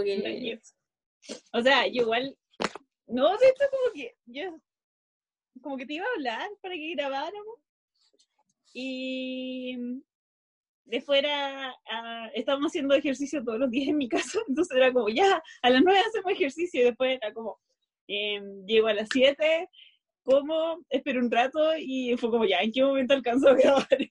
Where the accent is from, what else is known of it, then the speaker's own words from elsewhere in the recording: Santiago, Santiago Metropolitan, Chile; also born or lived in Recoleta; yo salí de Conchalí y llegué a Recoleta